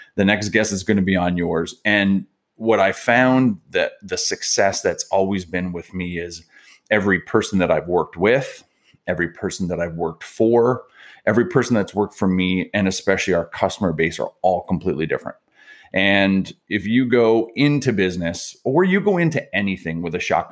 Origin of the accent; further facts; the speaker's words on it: Niagara Falls, Ontario, Canada; also born or lived in Montreal; now in Toronto, Canada; I grew up down in Niagara Falls